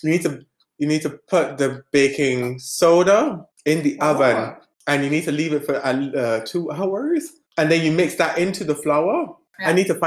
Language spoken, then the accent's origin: English; Barbados; first language English; moved away as an adult; also born or lived in England; now in Denmark; I come from Barbados. I've lived in England for 6 years, and I moved to Denmark almost 5 years ago now.